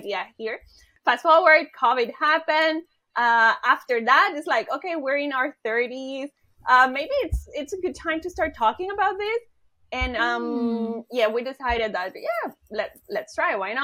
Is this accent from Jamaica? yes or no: no; Honduras; moved away as an adult; now in Chiba, Japan; I am from Honduras.